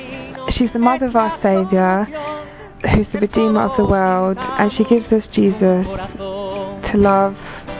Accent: England, United Kingdom; I'm from England, United Kingdom, and I'm 30 years of age.

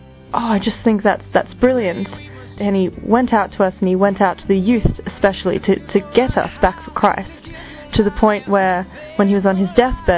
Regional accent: Australia; I'm from Australia, and I'm 23.

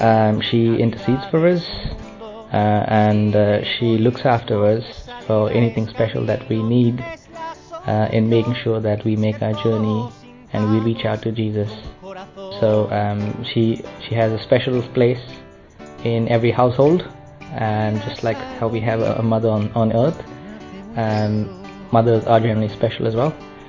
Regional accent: India; I'm from India and I'm 33 years old.

